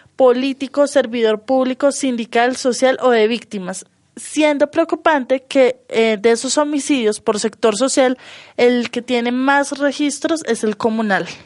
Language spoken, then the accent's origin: Spanish; Colombia; somos colombianos